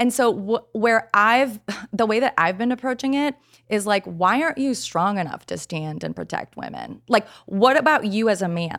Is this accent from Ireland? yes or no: no; Canada; moved away as an adult; now in United States; I'm Canadian, and I just moved to the States